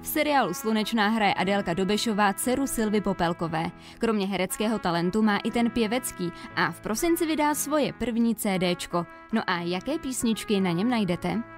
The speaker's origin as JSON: {"language": "Czech", "town": "Kazan", "region": "Tatarstan", "country": "Russia", "tie": "born or raised there", "moved": "yes", "lives_now": "Czech Republic", "said": "V Kazaně, v mém rodném městě, kde mám prarodiče"}